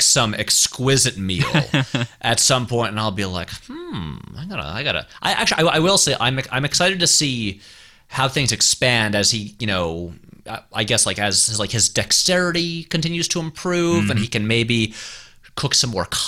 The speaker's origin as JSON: {"language": "English", "town": "Saratoga Springs", "region": "New York", "country": "United States", "moved": "yes", "said": "We're both from upstate New York. I'm from Saratoga Springs, New York."}